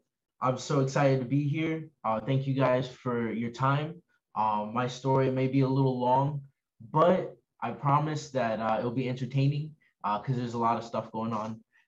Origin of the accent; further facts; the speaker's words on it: Bronx, New York, United States; born there; like I was born in March 14th, 1993, in Bronx, New York.